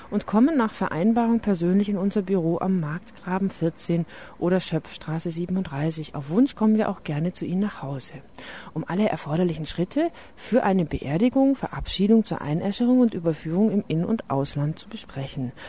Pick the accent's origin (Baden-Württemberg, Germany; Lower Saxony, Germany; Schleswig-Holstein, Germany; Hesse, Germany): Baden-Württemberg, Germany; Äh, ich, ich komme nämlich aus dem Schwarzwald.